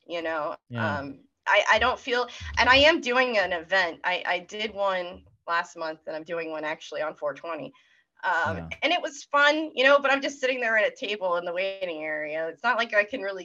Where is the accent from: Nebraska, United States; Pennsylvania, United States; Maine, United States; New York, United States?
Maine, United States; moved away; I'm from Maine originally, and I will say it was Maine